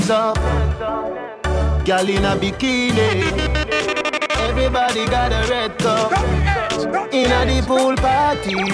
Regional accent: Jamaica; I'm a Jamaican, I am a Jamaican, flow Jamaican, I am a Jamaican

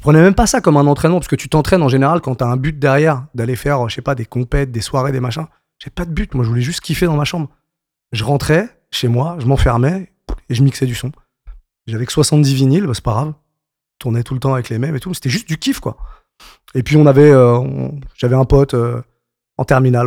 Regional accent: Paris suburbs, Île-de-France, France; j'ai grandi en banlieue parisienne, donc, euh, dans le soixante-dix-sept

